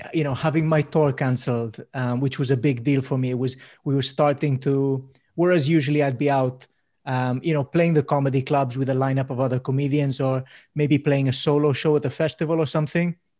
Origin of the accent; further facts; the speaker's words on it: Mallorca, Balearic Islands, Spain; moved away; also born or lived in Swansea; I grew up in Mallorca